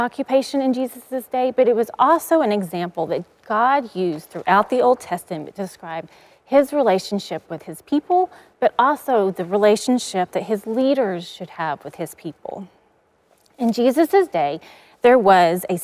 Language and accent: English; East Texas, United States; I grew up in East Texas, and growing up, we always had a herd of cows.